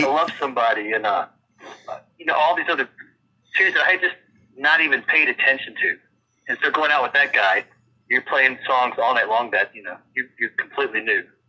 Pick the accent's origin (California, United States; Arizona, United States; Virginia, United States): Virginia, United States; moved away as an adult; also born or lived in Los Angeles; now in Nashville, United States; I grew up in Virginia